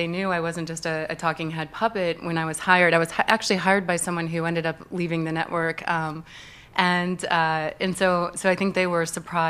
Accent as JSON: {"language": "English", "region": "Midwest", "country": "United States", "tie": "born or raised there", "said": "And what really bothered me is because I grew up in the Midwest, and I know how the American people get taken advantage of."}